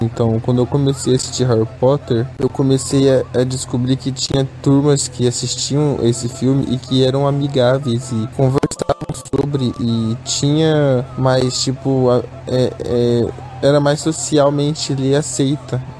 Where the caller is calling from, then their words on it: Sinop, Mato Grosso, Brazil; sou da cidade de Sinop, Mato Grosso